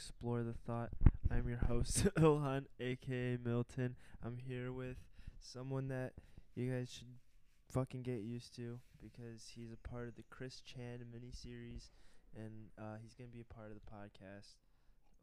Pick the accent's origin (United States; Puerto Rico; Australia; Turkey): Turkey; I'm from Turkey